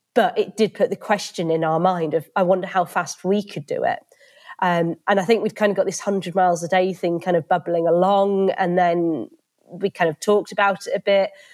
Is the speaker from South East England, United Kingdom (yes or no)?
yes; Reading, South East England, United Kingdom; moved away as an adult; also born or lived in Edinburgh; now in Derby, United Kingdom; I grew up in Reading